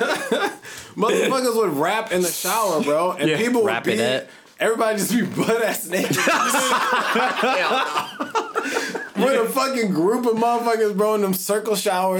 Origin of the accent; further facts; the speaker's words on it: St. Louis, Missouri, United States; moved away as an adult; now in San Diego, United States; So I'm from St. Louis, right?